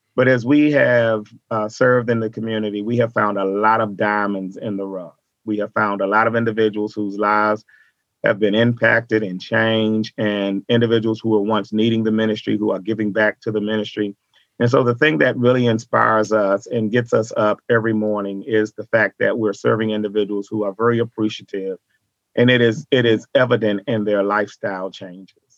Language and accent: English; Washington, District of Columbia, United States; moved away as an adult; now in Dallas, United States; I was born in Washington, D.C.